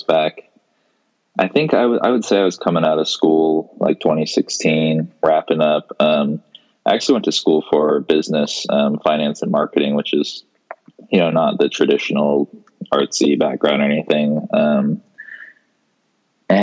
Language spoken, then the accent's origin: English; Seattle, Washington, United States; I am born and raised in Seattle, Washington. Still live here.